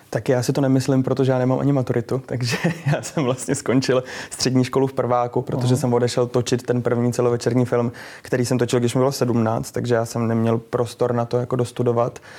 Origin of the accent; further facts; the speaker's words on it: Liberec, Liberec Region, Czechia; moved away; Já jsem z Liberce původně